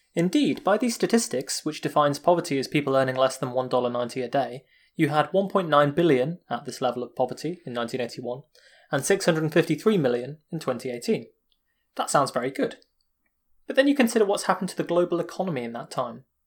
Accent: United Kingdom; me as a British guy

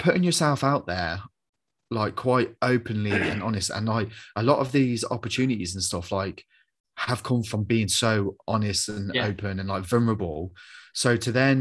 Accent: Coventry, West Midlands, United Kingdom; I'm this kid from Coventry

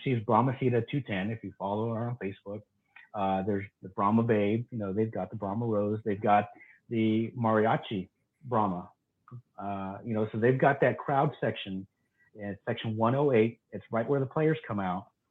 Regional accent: Texas, United States; I'm from Texas

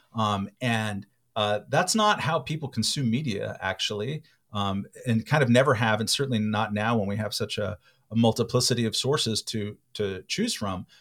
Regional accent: California, United States; I'm a Californian and I'm an American

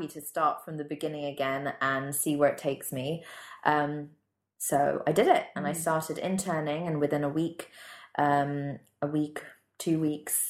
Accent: Singapore; moved away as an adult; also born or lived in London; I had lots of friends who lived in London who I grew up with in Singapore

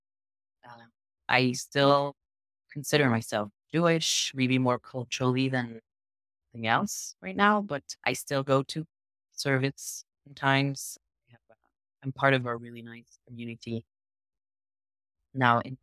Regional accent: France; English is a second language; moved away as an adult; also born or lived in Israel; now in Southern Israel, Israel; I'm originally French. I was born in France. I grew up both in France and Israel.

